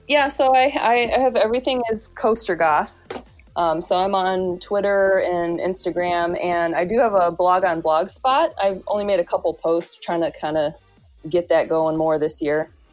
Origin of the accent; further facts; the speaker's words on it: Grand Island, New York, United States; moved away; I am from Grand Island, New York